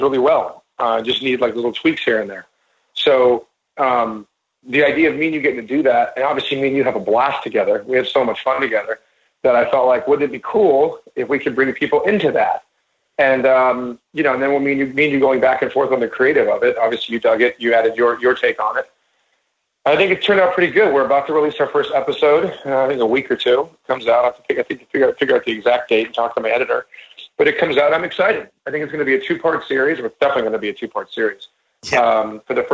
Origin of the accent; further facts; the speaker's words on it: New York, United States; I am a Jew and I am from New York